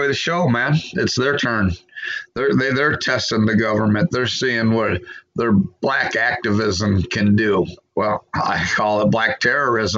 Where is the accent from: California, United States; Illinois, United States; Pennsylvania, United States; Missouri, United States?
Illinois, United States; moved away as an adult; I grew up in Illinois where you didn't have to wear a helmet.